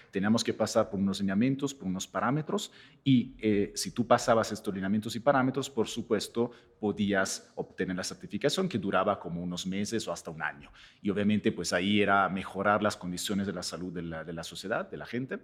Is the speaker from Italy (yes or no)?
yes; Italy; now in Mexico; yo vengo de otro país, por supuesto, en este caso, vengo de Italia